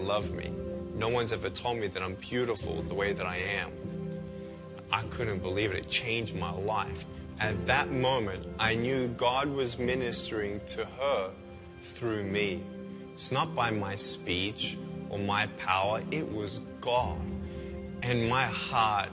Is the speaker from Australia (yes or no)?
yes; Melbourne, Victoria, Australia; I was born in Melbourne, Australia, 1982